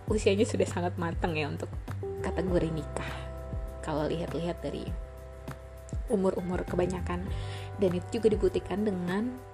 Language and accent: Indonesian; North Sumatra, Indonesia; now in Jakarta, Indonesia; aku ini adalah orang Batak yang mencari sesuap nasi ke kota Jakarta sama dengan uh, para perantau-perantau lainnya.